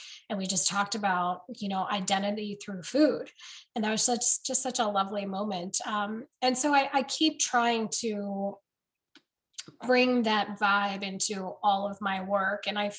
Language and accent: English; United States; well, I grew up in America, so I don't understand what you guys want from me or what you're talking about.